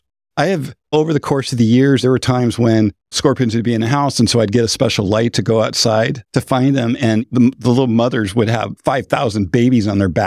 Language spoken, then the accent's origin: English; Pacific Northwest, United States; I'm from the Northwest. So I'm pretty excited about Washington.